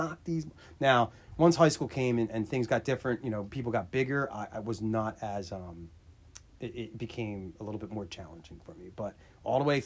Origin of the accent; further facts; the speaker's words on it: Williamstown, United States; I was from Williamstown